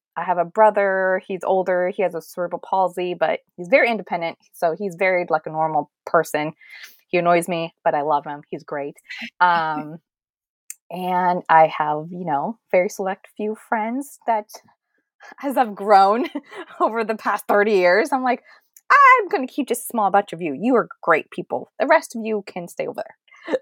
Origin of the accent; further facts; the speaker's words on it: Fremont, California, United States; I am from Fremont, California, or, you know, the Bay Area